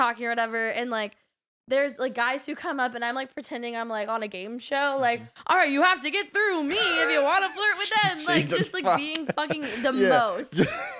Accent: the South, United States; he was literally fighting with us about how we're from the South.

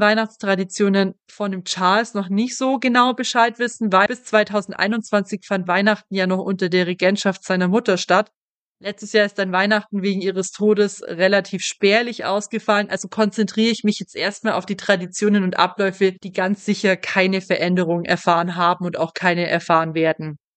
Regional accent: Germany; hier bei uns in Deutschland

